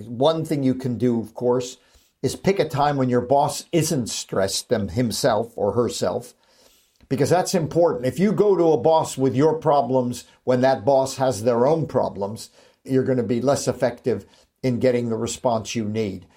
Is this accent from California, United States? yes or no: yes; Los Angeles, California, United States; moved away; also born or lived in Manchester, United Kingdom; I was born and raised in Hollywood